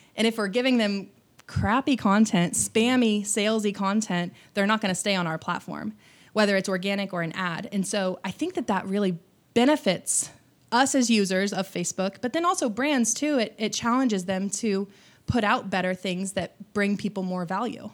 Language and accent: English; Bloomington, Indiana, United States; moved away as an adult; also born or lived in Evansville, Indiana; now in Austin, United States; I was raised in Bloomington, Indiana, which is home of, um, Indiana University.